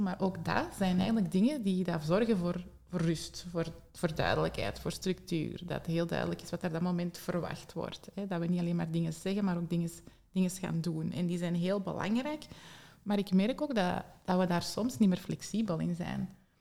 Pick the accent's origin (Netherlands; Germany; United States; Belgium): Belgium; Antwerp, Flanders; bij ons in Antwerpen, of toch niet de regio waar ik woon